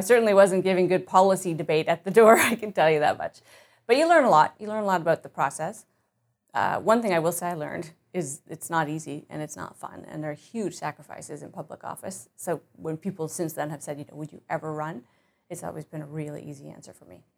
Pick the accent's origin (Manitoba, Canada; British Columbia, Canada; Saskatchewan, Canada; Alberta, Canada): Manitoba, Canada; Winnipeg; born or raised there; also born or lived in Ottawa, Ontario